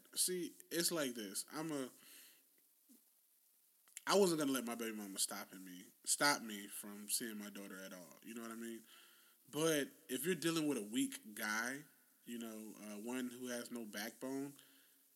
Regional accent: the South, United States; we're from the South. We're from the conservative South.

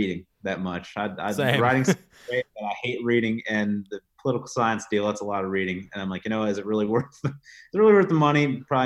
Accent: Fremont, Ohio, United States; moved away as an adult; now in Charlotte, United States; I'm from Fremont, Ohio

